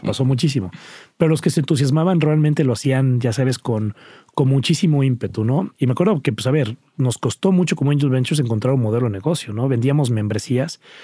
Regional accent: Cuernavaca, Morelos, Mexico; crecí en Cuernavaca, Morelos

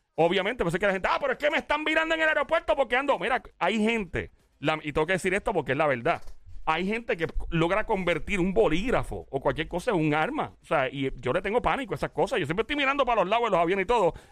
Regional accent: Caguas, Puerto Rico; yo soy de Cagua, mucha honra. El Valle el Turabo

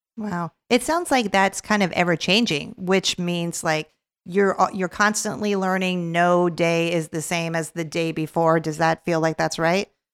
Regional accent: Los Angeles, California, United States; I grew up in Los Angeles, California

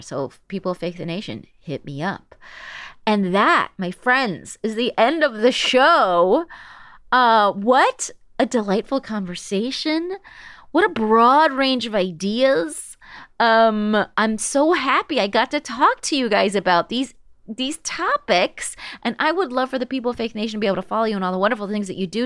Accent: West Coast, United States; I'm from the West Coast.

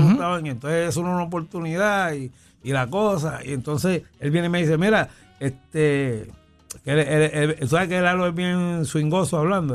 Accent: San Juan, Puerto Rico; yo soy natural, natural, natural de Villa Palmera

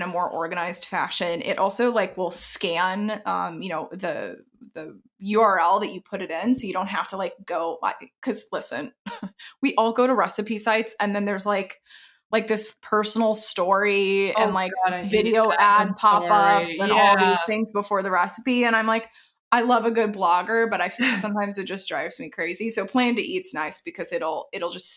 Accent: Texas, United States; moved away; I'm from Texas originally.

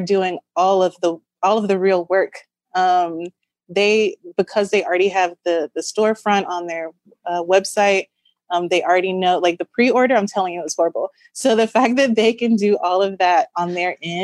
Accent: Tallahassee, Florida, United States; growing up in Tallahassee

